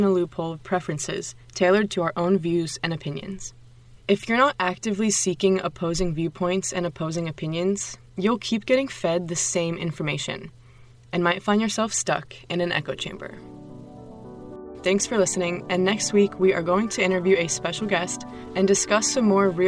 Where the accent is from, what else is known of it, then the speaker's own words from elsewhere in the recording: Sarasota, Florida, United States; now in Leiden, Netherlands; I'm from Sarasota, Florida, and I'm a senior at Webster University Leiden